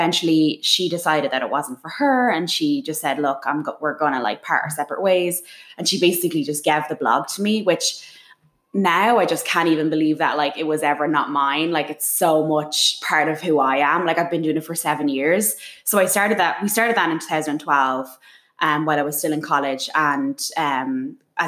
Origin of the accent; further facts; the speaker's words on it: Dublin, Leinster, Ireland; moved away as an adult; now in New York City, United States; I was born in Dublin, and I went into education in Dublin